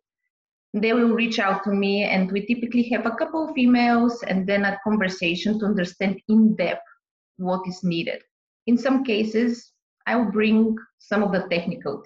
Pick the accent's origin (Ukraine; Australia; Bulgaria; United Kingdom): Bulgaria; also born or lived in Boston, United States; now in Ontario, Canada; I'm originally from Bulgaria, Southeast Europe, for people that don't know where is it exactly, border with Greece